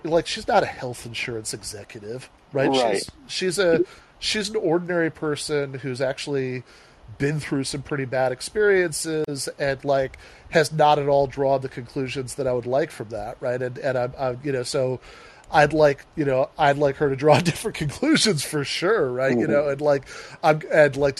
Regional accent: Midwest, United States; I'm a Midwesterner

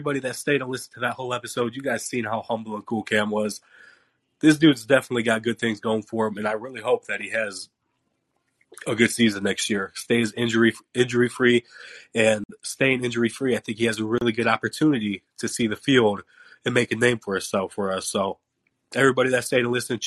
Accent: Ohio, United States; now in Tennessee, United States; I'm from Ohio

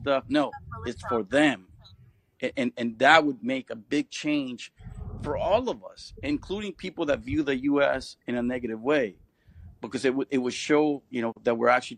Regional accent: Bay Area, California, United States; I grew up in the Bay Area, and the Bay Area is pretty much a very good melting pot in some ways.

